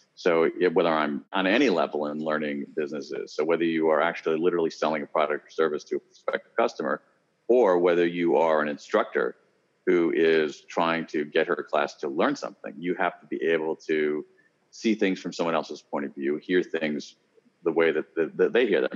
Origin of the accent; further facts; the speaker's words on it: Columbus, Ohio, United States; I grew up in Columbus, Ohio